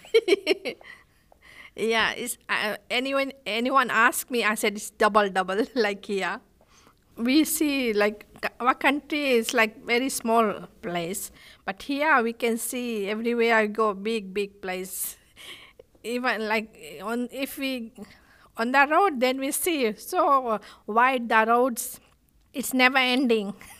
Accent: Fiji; accent: island English; English is a second language; moved away as an adult; now in Australia; I'm from Fiji

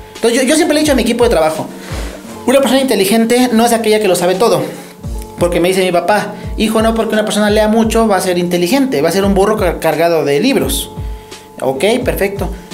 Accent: Ecatepec, State of Mexico, Mexico; soy de la Ciudad de México, eh, Catepec, zona metropolitana

